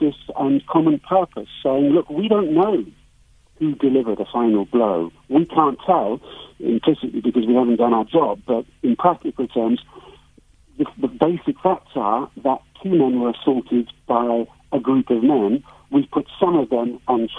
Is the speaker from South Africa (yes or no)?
no; United Kingdom; moved away as an adult; I'm an outsider here. I'm British. I've lived abroad for the last 30 years.